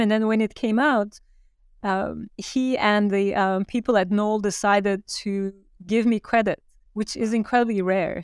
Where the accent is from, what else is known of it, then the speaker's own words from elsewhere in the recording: Turkey; moved away as an adult; now in New York, United States; I grew up in Turkey. I was born in Turkey and had a Fulbright scholarship to come to New York